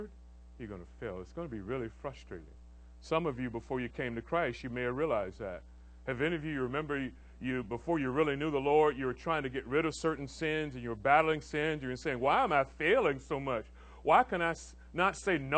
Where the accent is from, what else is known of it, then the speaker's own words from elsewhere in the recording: Orlando, Florida, United States; now in Tampa, United States; I grew up in Orlando.